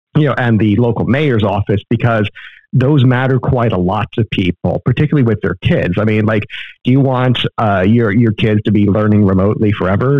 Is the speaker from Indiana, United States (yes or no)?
no; Florida, United States; now in Texas, United States; I was born and raised in Florida